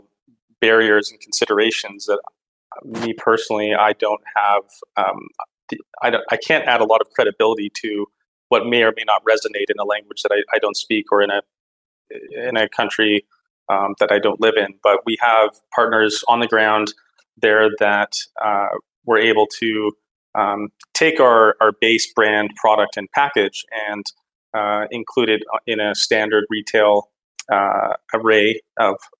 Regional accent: Calgary, Alberta, Canada; born and raised in Canada and mostly grew up in Calgary, Alberta

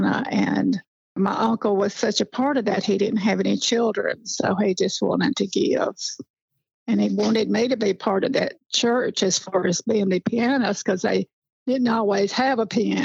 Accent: Blanche, Tennessee, United States; also born or lived in Birmingham, Alabama; I was raised in Blanche, Tennessee, just a little community.

